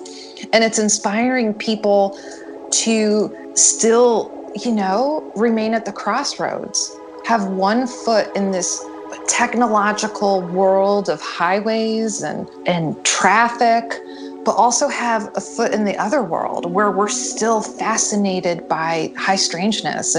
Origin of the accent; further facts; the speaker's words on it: the North, United States; I'm not from the South, I'm a Yankee